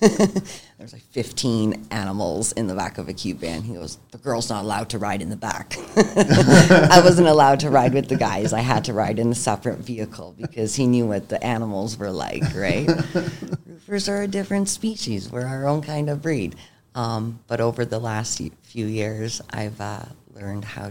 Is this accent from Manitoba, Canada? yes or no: no; Niagara, Ontario, Canada; growing up in Niagara, I've, like, earned myself a decent reputation in the roofing industry.